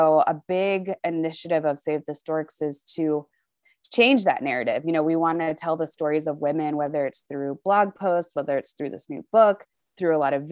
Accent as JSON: {"language": "English", "town": "Charlotte", "region": "North Carolina", "country": "United States", "tie": "born or raised there", "moved": "as an adult", "lives_now": "Colorado Springs, United States", "said": "I'm originally from Charlotte, North Carolina."}